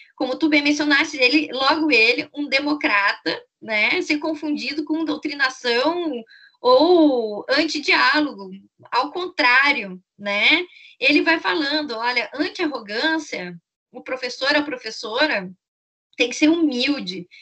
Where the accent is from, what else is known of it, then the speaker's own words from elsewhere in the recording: Brazil; a nossa experiência como brasileiros, brasileiras